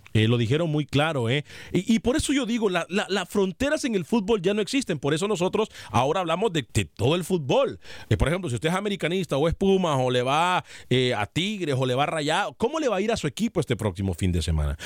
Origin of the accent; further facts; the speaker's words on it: Honduras; soy hondureño